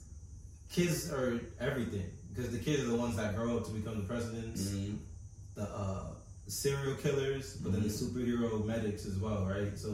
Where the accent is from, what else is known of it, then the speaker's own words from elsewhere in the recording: United States; I am American